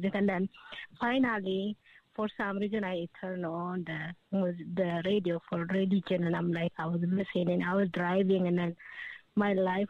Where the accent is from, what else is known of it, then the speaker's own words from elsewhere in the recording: Ethiopia; English is a second language; moved away; I am from Ethiopia